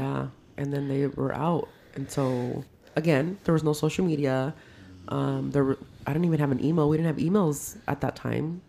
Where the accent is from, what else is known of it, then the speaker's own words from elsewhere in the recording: Modesto, California, United States; now in Palmdale, United States; we grew up in South Modesto, and our area was called the OG